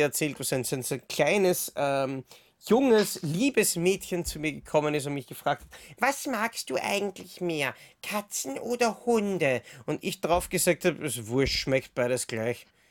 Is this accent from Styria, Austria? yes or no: no; Vienna, Austria; Ich komme aus Wien